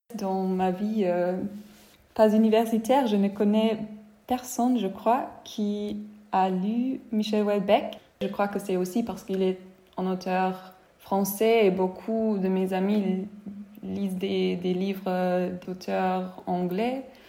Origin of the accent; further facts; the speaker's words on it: Germany; On se sent un peu flatté en tant qu'Allemand